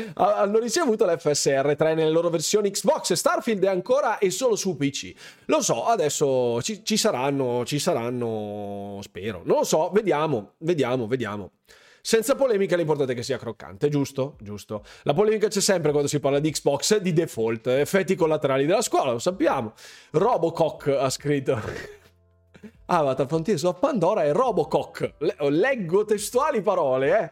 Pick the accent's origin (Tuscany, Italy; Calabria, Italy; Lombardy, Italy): Lombardy, Italy; tutti i miei confratelli lombardi, corregionali lombardi